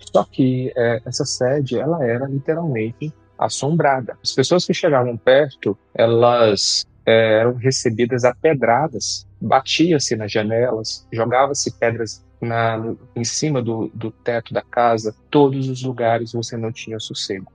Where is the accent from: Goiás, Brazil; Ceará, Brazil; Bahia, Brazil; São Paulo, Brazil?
Goiás, Brazil; Eu sou aqui do estado de Goiás